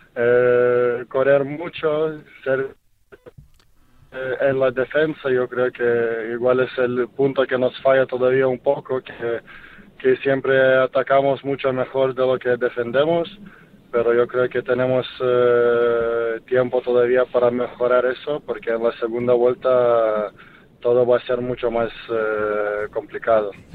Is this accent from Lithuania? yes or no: yes; Lithuania; now in Spain; en mi, eh, en mi país, en Kaunas